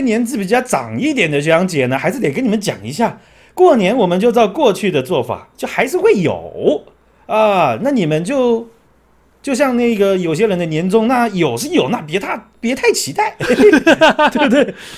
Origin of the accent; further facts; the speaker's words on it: Taoyuan, Taiwan; 我这样子跑我们故乡桃园的客户跑了这么多